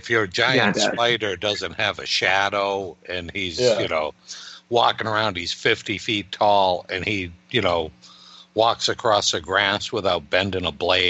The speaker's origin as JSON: {"language": "English", "region": "Massachusetts", "country": "United States", "accent": "Massachusetts"}